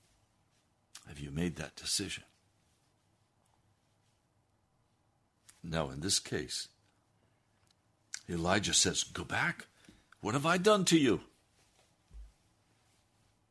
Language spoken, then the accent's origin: English; Denver, Colorado, United States; now in Washington, D.C., United States; I was born in Denver